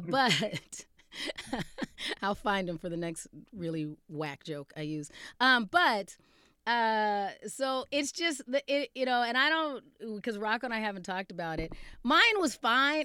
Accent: Arizona, United States; now in Minnesota, United States; I was also growing up in Arizona

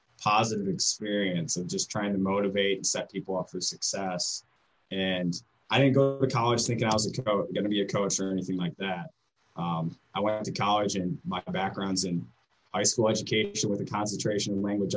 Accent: Cleveland, Ohio, United States; moved away as an adult; now in Defiance, United States; Yeah, so I'm from the Cleveland area

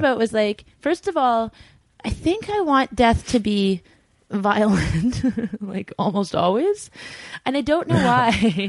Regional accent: Vancouver, British Columbia, Canada; moved away; also born or lived in Pender Island / Queen Charlotte Islands; I am from the West. Like, I grew up in Vancouver, and then my dad lived on Pender Island.

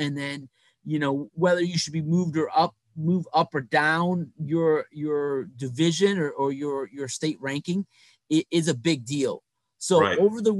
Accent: Ohio, United States; moved away; I grew up in Ohio

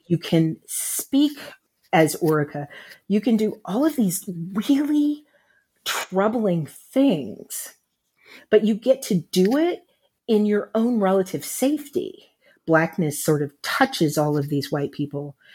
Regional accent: United States; I'm an American writing about race. As an African-American

